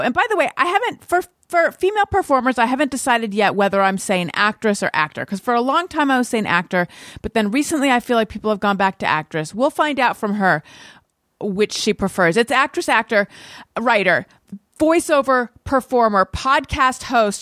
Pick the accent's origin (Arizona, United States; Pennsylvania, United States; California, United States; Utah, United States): California, United States; moved away as an adult; also born or lived in New York; I'm from California originally